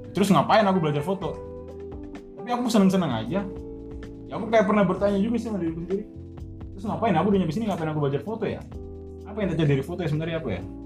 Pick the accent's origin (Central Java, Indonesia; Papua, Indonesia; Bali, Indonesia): Papua, Indonesia; Jayapura; now in Bekasi, Indonesia; Gue bukan orang Bekasi nih, gue orang Jayapura jauh